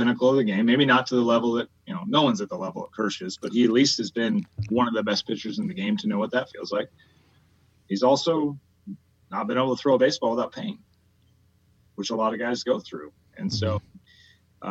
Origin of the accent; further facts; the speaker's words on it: Midwest, United States; I was a huge Cubs fan, by the way, growing up. I grew up in the Midwest